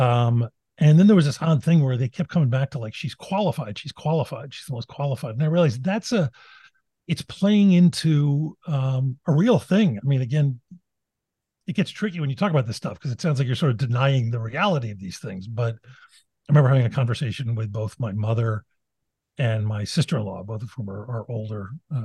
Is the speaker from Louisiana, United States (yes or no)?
no; Philadelphia, Pennsylvania, United States; I come from West Philadelphia, which was Bill Cosby's neighborhood